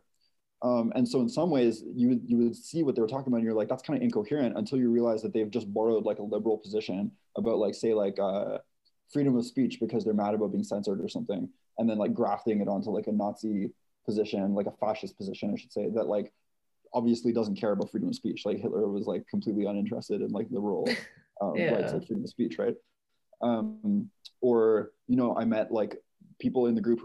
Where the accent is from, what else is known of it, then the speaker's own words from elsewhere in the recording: Canada; I'm Canadian